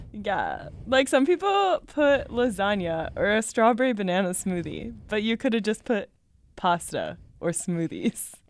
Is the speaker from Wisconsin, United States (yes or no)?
yes; Brookfield, Wisconsin, United States; also born or lived in Madison, Wisconsin; I'm from Brookfield, so I went to high school with Yara.